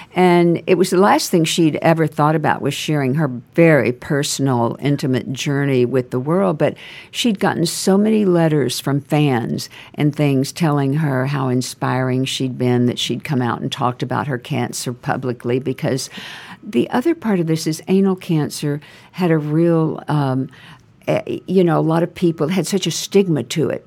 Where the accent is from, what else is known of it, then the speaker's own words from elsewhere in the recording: Nacogdoches, Texas, United States; moved away as an adult; also born or lived in California / Houston, Texas / New York; I was raised there. I was raised in Nacogdoches and moved to Houston when I was older